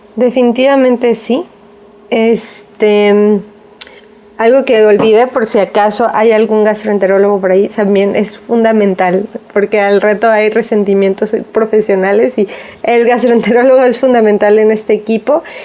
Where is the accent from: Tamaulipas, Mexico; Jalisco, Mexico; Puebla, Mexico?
Jalisco, Mexico; nosotras somos de aquí de Jalisco